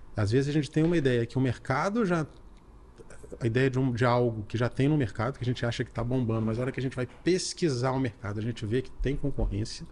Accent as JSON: {"language": "Portuguese", "town": "Belo Horizonte", "region": "Minas Gerais", "country": "Brazil", "said": "eu sou de Belo Horizonte"}